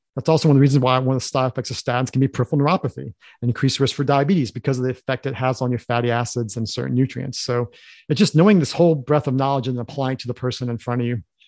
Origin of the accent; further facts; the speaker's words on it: Harrisonburg, Virginia, United States; we grew up in Harrisonburg, which is a s, city in Virginia